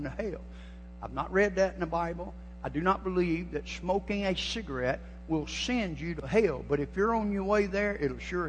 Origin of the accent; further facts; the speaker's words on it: Georgia, United States; I'm from Georgia. I was born and raised a Georgia cracker